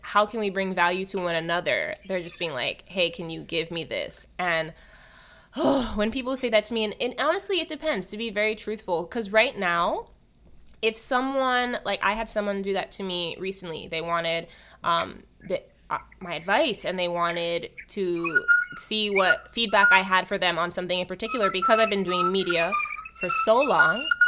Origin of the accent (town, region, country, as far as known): Hawaii, United States; born or raised there; now in Los Angeles, United States